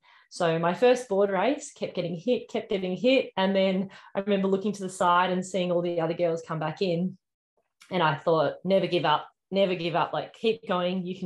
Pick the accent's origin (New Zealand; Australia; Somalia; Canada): Australia; Geelong, Victoria; I grew up in Geelong, so in Victoria